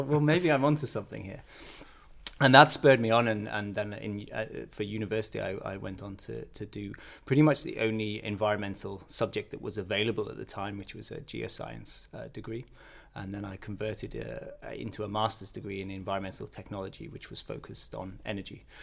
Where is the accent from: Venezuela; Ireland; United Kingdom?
United Kingdom; the north of England; moved away as an adult; now in Billund, Denmark; I come from a, a small town in northern England